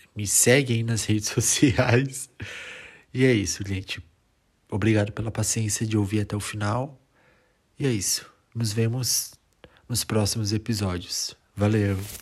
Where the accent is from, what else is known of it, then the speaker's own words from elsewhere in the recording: Brazil; moved away as an adult; also born or lived in northern Italy; now in Italy; sou brasileiro e atualmente eu moro aqui na Itália, no norte da Itália, aproximadamente dois anos